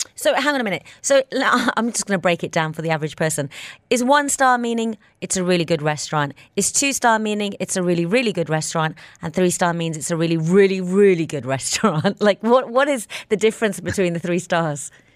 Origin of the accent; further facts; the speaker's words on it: Birmingham, West Midlands, United Kingdom; moved away as an adult; now in Dubai, United Arab Emirates; my hometown in Birmingham